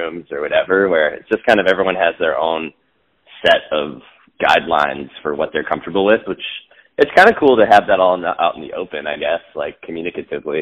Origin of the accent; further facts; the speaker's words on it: Eau Claire, Wisconsin, United States; now in Minneapolis, United States; Dave and I grew up in Eau Claire, Wisconsin